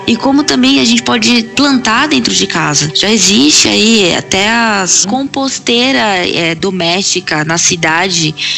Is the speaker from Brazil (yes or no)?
yes; Praia Grande, São Paulo, Brazil; also born or lived in São Vicente / Santos; eu sou da região litoral paulista. Eu sou nascida em São Vicente, fui criada em Praia Grande, em Santos